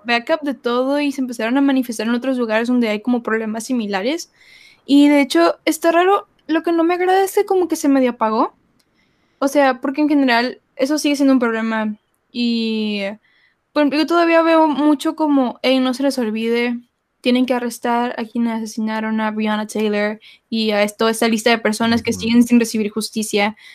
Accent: Mexico; todos somos mexicanos, todos somos latinos

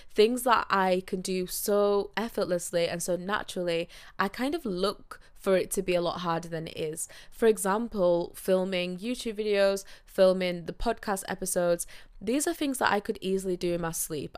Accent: Yorkshire and the Humber, United Kingdom; I am from Yorkshire, so I live up north

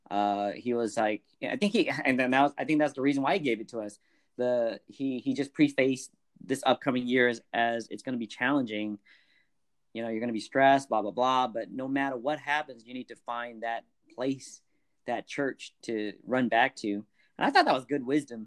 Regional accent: Bay Area, California, United States; I grew up in the Bay Area

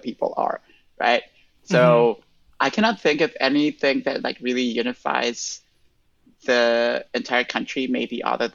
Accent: Tegucigalpa, Francisco Morazán, Honduras; English is a second language; moved away as an adult; also born or lived in Costa Rica; now in New York City, United States; I was born in Tegucigalpa, Honduras, in 1986, which means I'm about to be 35. And yeah, I was there

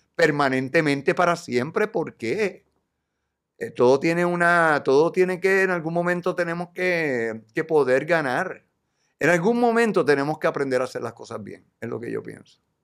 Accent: Puerto Rico; Yo como boricua

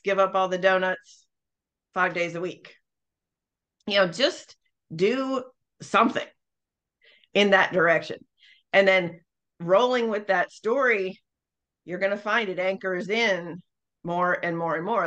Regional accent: Northeast, United States; I am from the North. Um, so the Northeast

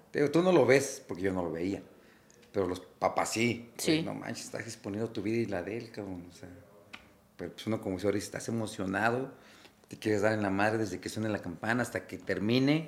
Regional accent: Mexico; soy de México

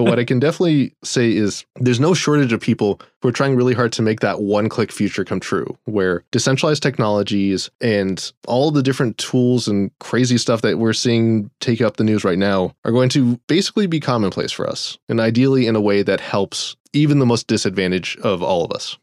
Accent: Florida, United States; But then I grew up in Florida, or even when I was working, I lived in Florida

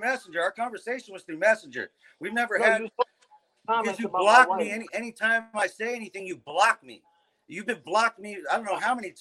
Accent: Nevada, United States; moved away as an adult; now in California, United States; I'm from Nevada. I was in Nevada from 1994 to 2008. That's my hometown.

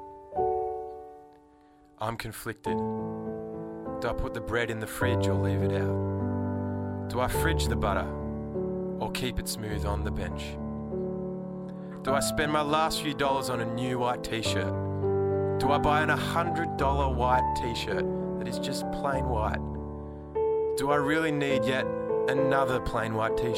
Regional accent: Albury, New South Wales, Australia; moved away; I'm from Albury.

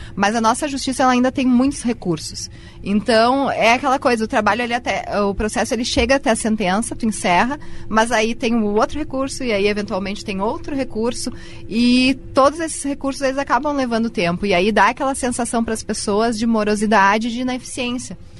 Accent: Caxias do Sul, Rio Grande do Sul, Brazil; also born or lived in Uruguaiana / Novo Hamburgo; eu sou caxiense, né? Uh, nasci aqui, me criei aqui

